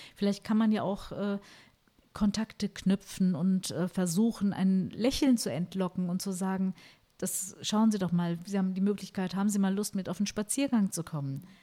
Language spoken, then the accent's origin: German; Germany; bei uns in Deutschland